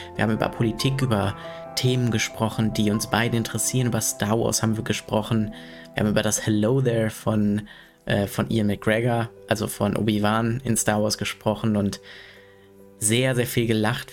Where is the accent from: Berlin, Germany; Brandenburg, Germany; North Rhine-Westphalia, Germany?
North Rhine-Westphalia, Germany; Sprockhövel; in Sprockhövel, also in meiner Heimatstadt